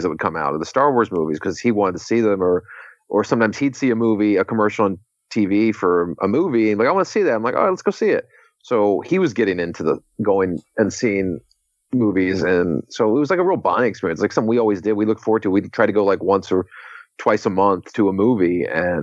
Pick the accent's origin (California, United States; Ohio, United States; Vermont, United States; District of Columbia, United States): District of Columbia, United States; Washington; moved away as an adult; now in Los Angeles, United States; my hometown of Washington, D.C.